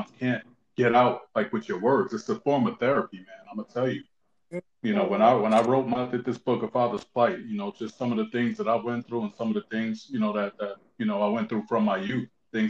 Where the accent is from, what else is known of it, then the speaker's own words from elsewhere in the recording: Newark, New Jersey, United States; also born or lived in East Orange, New Jersey; born in Newark, New Jersey, raised between Newark and East Orange